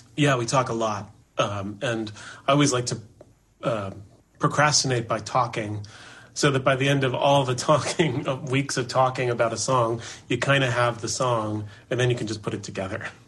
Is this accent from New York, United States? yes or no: yes; New York City, New York, United States; I was born in Manhattan